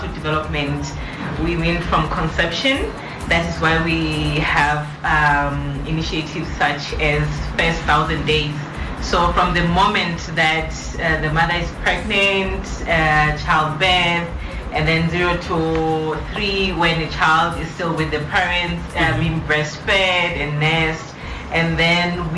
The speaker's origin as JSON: {"language": "English", "country": "Lesotho", "said": "I come from Lesotho"}